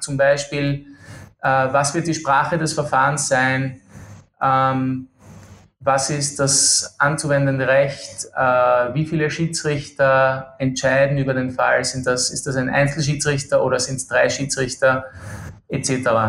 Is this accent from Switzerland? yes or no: no; Austria; accent: Austrian; now in Kuala Lumpur, Malaysia; Ich bin ähm, Österreicher, wie, wie äh, deine Hörer wahrscheinlich äh, gut vernehmen können